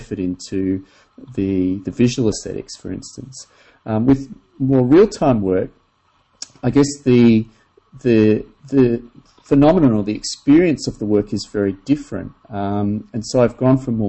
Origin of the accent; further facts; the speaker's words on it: Australia; I grew up in Australia, and I was very fortunate to spend a lot of time in the bush